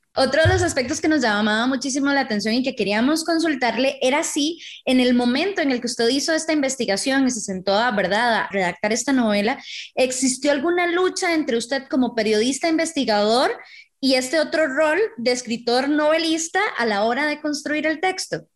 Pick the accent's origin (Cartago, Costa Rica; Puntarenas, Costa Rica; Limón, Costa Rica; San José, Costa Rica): Cartago, Costa Rica; Tres Ríos; ambas somos de Tres Ríos.